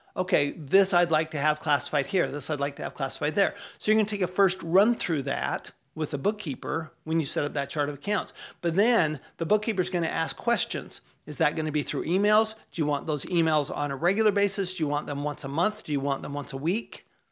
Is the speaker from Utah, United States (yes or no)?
yes; Utah, United States; I grew up in Utah